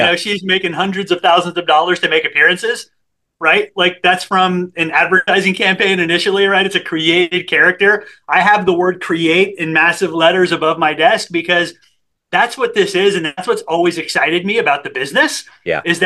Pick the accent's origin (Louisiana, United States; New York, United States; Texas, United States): Texas, United States; San Antonio; I grew up in San Antonio, Texas